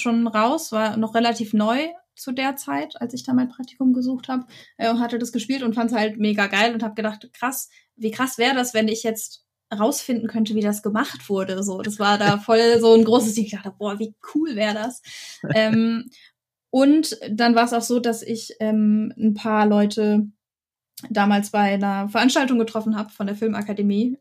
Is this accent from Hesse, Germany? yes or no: no; Lower Saxony, Germany; moved away as an adult; now in Stuttgart, Germany; ich komme aus Niedersachsen und bin zum Studieren hier ah, runtergezogen